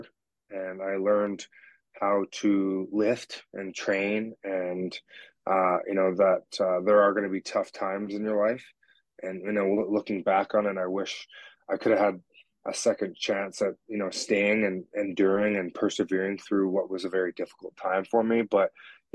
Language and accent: English; Richmond, British Columbia, Canada; born and raised in Richmond, BC